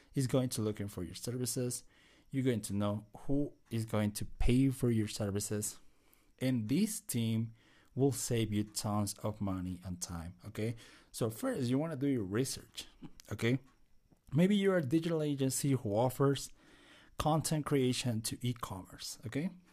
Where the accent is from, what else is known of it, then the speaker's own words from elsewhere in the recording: Bolivia; I'm Latino. I'm from Bolivia